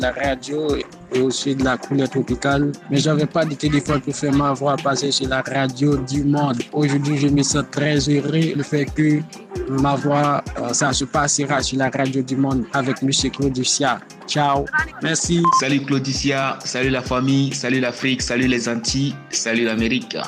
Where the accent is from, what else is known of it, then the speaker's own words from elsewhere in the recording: Haiti; je suis haïtien